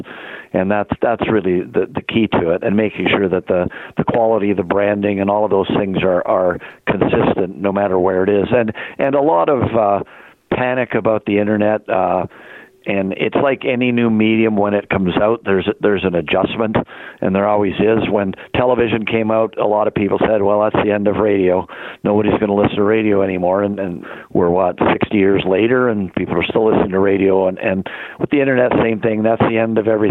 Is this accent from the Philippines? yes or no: no; Canada; we're such a multicultural country